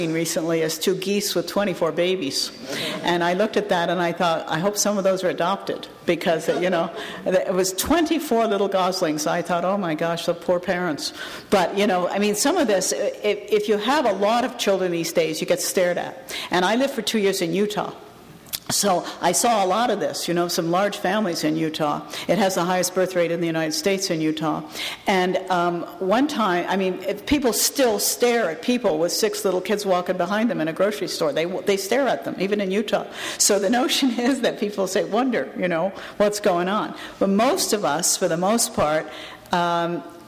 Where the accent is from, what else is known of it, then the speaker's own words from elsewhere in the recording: Canada; my home country